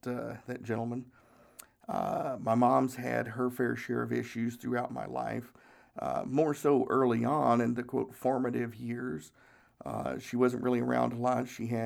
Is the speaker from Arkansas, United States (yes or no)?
no; Tennessee, United States; We didn't have a lot of money. We grew up in Northeast Tennessee and just didn't have a whole lot of money.